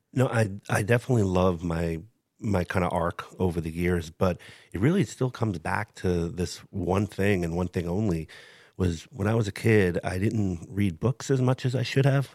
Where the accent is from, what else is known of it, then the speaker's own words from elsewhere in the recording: New York City, New York, United States; moved away; my family growing up in Brooklyn, New York